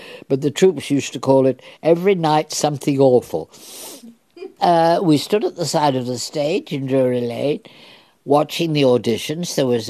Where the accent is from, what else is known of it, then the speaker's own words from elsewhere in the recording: Leeds, Yorkshire and the Humber, United Kingdom; moved away as an adult; also born or lived in New York; I lived in Leeds with my mother. I'm a Yorkshire girl